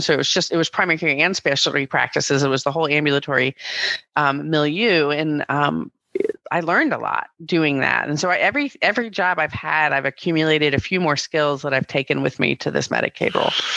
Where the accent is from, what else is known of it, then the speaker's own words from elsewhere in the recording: Greensboro, North Carolina, United States; I'm a North Carolina native. I grew up in Greensboro